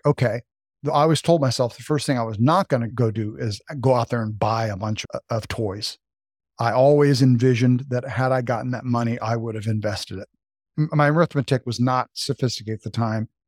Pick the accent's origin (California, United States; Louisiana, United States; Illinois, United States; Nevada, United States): Nevada, United States; Las Vegas; also born or lived in Reno, Nevada; I grew up in Las Vegas, Nevada. I was an Air Force brat.